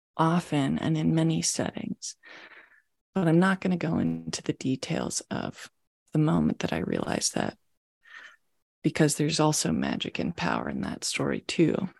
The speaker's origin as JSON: {"language": "English", "region": "Maryland", "country": "United States", "tie": "born or raised there", "also_born_or_lived": "Washington, D.C.", "moved": "as an adult", "lives_now": "San Francisco Bay Area, United States", "said": "I was born in Washington, D.C., in the United States, and grew up just outside of D.C. in Maryland"}